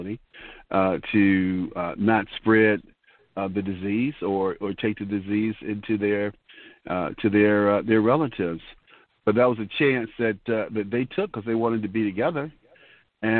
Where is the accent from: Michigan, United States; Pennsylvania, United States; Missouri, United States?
Michigan, United States; Detroit; growing up in Detroit